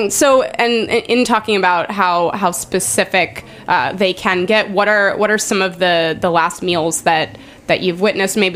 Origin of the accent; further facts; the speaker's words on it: Arizona, United States; And I don't even think I ever saw that growing up in Arizona.